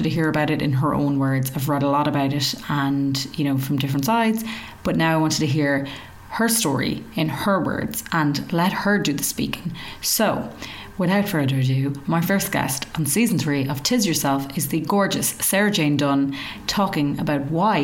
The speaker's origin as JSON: {"language": "English", "country": "Ireland", "accent": "Irish", "said": "Us Irish, we love to talk and we do it in our own unique way"}